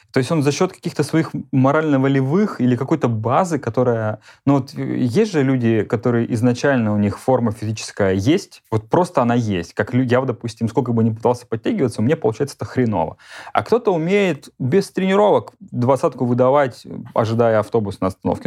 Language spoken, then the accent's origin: Russian; Belgorod, Belgorod Oblast, Russia; moved away as an adult; also born or lived in Moscow; как только я свалил из Белгорода